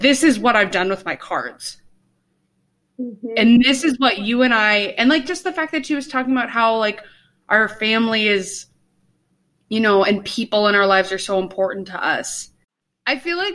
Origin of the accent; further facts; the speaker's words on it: Northfield, United States; I'm from Northfield